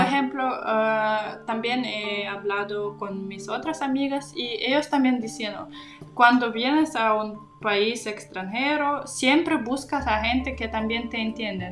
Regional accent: Kazakhstan; Spanish is a second language; now in Berlin, Germany; en Rusia o en Kazajistán, en mi país

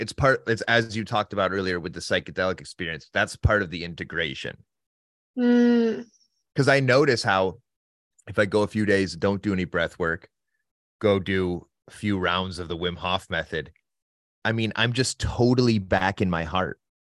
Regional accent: Northern Ohio, United States; now in Santa Barbara, United States; I grew up on the Great Lakes. So Northern Ohio

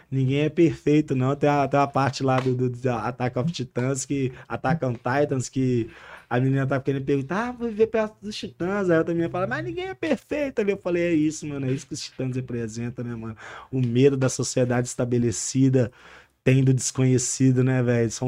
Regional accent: Santa Luzia, Minas Gerais, Brazil; Eu sou de Santa Luzia, eu sou da Zona Norte de BH.

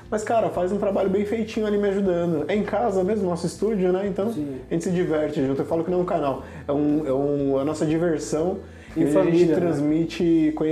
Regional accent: São Paulo, Brazil; Sou de São Paulo. Da hora. São Paulo capital mesmo.

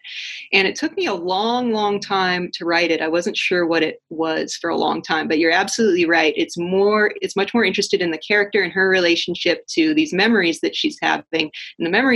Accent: Orange County, Southern California, United States; moved away as an adult; also born or lived in Santa Cruz, California / Seattle, Washington; now in Spokane, United States; I grew up in Southern California. I'm from Orange County originally

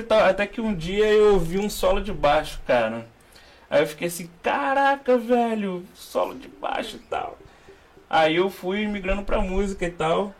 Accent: Rio de Janeiro, Brazil; eu sou carioca, né? Nasci aqui no Rio.

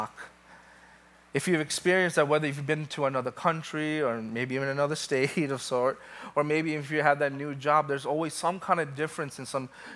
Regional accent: New York City, New York, United States; born and raised in New York, Brooklyn

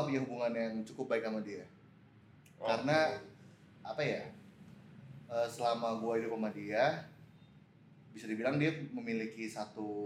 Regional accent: Manado, North Sulawesi, Indonesia; born there; moved away; also born or lived in United States; gede di, maksudnya gue lahir

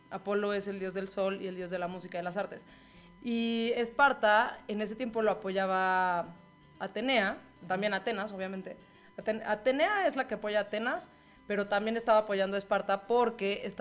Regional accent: Mexico

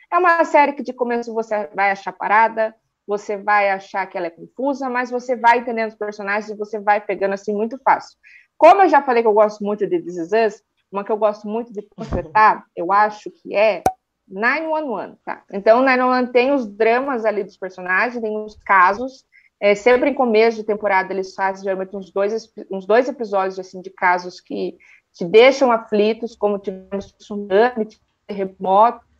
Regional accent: Sorocaba, São Paulo, Brazil; eu sou de Sorocaba, interior de São Paulo.

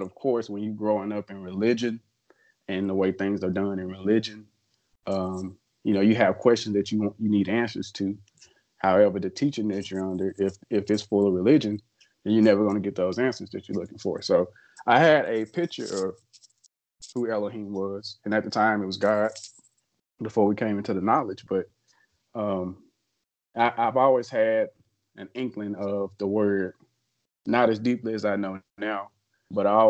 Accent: Memphis, Tennessee, United States; I grew up in Memphis my whole life.

